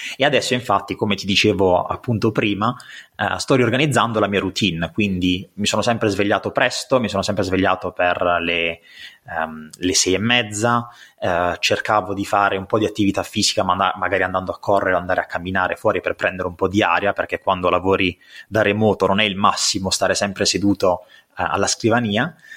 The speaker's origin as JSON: {"language": "Italian", "region": "Apulia", "country": "Italy", "accent": "pugliese", "said": "sono pugliese come penso si possa sentire dal mio accento"}